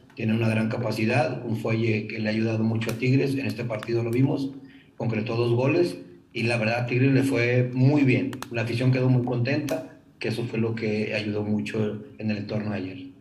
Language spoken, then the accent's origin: Spanish; Monterrey, Nuevo León, Mexico; nosotros como buenos regiomontanos